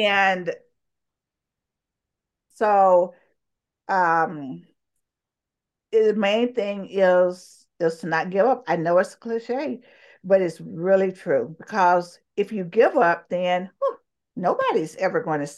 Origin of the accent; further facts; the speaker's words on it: the South, United States; I grew up in the South. I mean, how can I not be?